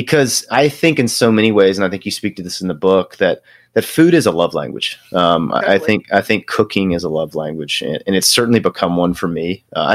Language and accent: English; near Charlottesville, Virginia, United States; I grew up about an hour from Charlottesville